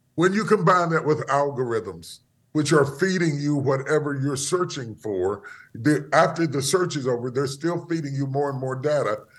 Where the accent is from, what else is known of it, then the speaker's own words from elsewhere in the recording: West Virginia, United States; moved away as an adult; now in Dallas, United States; I was born in West Virginia, in the hills of West Virginia. uh, grew up there and spent most of my life there